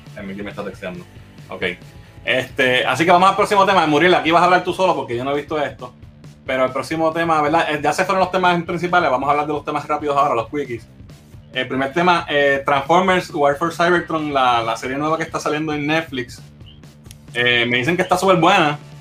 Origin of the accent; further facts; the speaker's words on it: Arecibo, Puerto Rico; en Arecibo en, la villa del Capitán Correa, mi pueblo natal de Arecibo